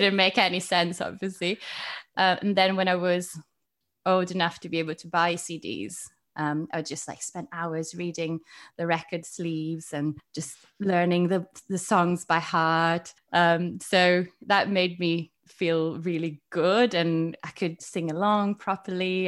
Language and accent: English; Milan, Lombardy, Italy; English is a second language; moved away as an adult; also born or lived in United Kingdom / Bristol; I was born in Italy, and, yeah, I'm from Milan